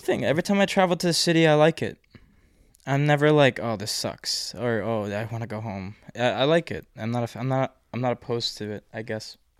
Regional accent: United States; being an American in the East

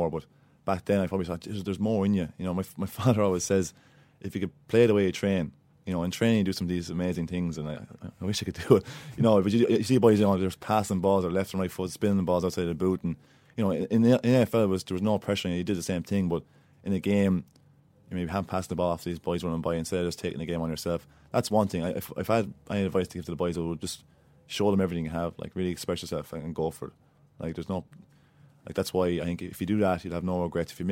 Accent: Ireland; now in Australia; because you're not seen as an Irish boy anymore after two

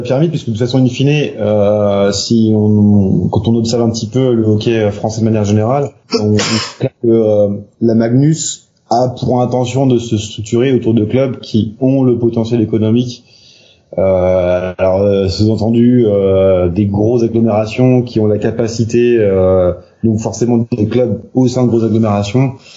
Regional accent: Nantes, Pays de la Loire, France; je suis nantais, donc je parle beaucoup de Nantes

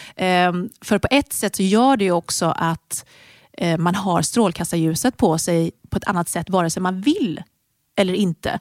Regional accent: Sweden; moved away as an adult; also born or lived in United Kingdom; flyttade då till honom i Storbritannien. Och där började jag jobba med träning för att jag tyckte att träningsmöjligheterna där var inte lika bra som de var hemma i Sverige

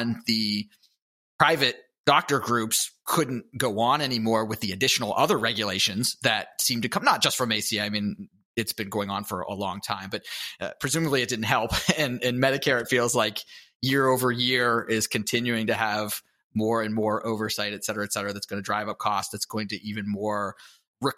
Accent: Pittsburgh, Pennsylvania, United States; I'm from Pittsburgh

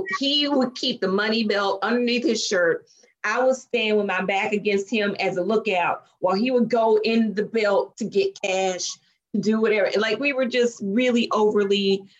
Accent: Chattanooga, Tennessee, United States; moved away as an adult; also born or lived in Nashville, Tennessee / Memphis, Tennessee / Indianapolis / London; I am from Chattanooga, Tennessee, small town in comparison to some of the places I'm living now.

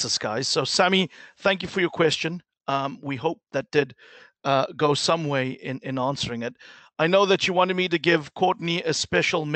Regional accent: Durban, KwaZulu-Natal, South Africa; my hometown in South Africa called Durban

